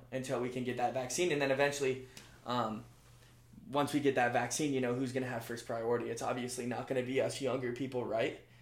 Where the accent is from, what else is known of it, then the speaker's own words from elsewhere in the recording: Bend, Oregon, United States; moved away as an adult; I'm from Central Oregon, so Bend